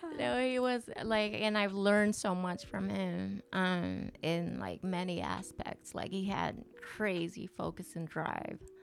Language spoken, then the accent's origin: English; Tokyo, Japan; also born or lived in Poughkeepsie, New York, United States; I born and raised in Tokyo until I, I was 10.